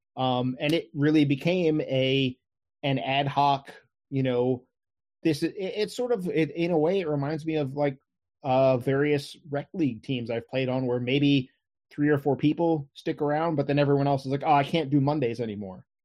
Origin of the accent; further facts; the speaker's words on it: Crofton, Maryland, United States; I've lived here all my life. You know, I, I grew up in Crofton